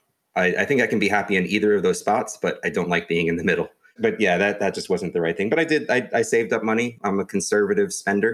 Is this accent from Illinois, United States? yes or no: no; New York, United States; also born or lived in Pittsburgh, Pennsylvania; I'm originally from New York.